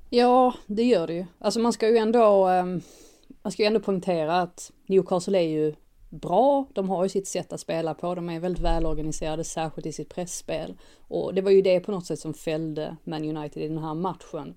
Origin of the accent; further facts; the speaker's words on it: Sweden; oss som är svenskar